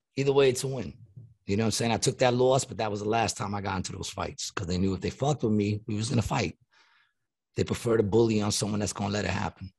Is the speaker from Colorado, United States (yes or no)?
no; New York City, New York, United States; moved away; my hometown, Long Island City